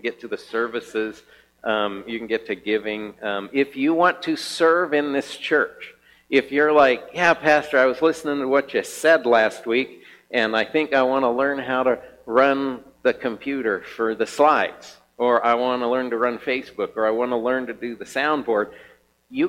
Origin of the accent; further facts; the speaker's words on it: Kansas, United States; now in Helena, United States; I'm from Kansas, from a farmer